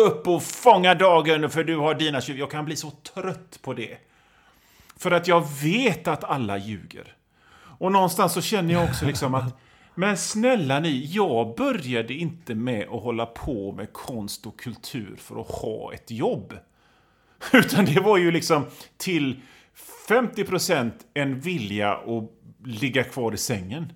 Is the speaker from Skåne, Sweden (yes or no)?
no; Gothenburg, Västra Götaland, Sweden; Som göteborgare så gottar man ju sig i det